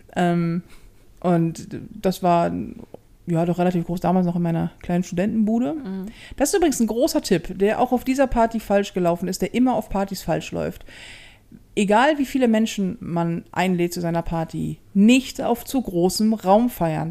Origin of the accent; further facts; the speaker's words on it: Hamburg, Germany; ich bin ja in Hamburg groß geworden. Mhm. So. Und ja, durch und durch Hamburgerin